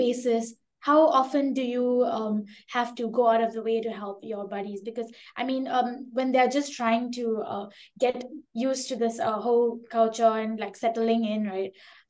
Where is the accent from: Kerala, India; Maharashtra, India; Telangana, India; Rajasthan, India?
Maharashtra, India; Mumbai; now in Singapore; Oh, I'm from Mumbai.